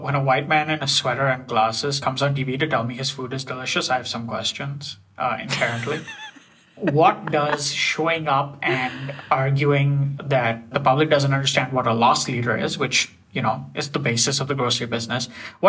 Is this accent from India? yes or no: yes; India; now in Canada; I grew up in India